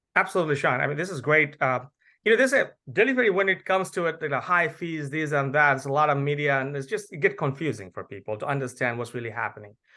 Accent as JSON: {"language": "English", "country": "Bangladesh", "moved": "yes", "lives_now": "United States", "said": "I'm originally from Bangladesh"}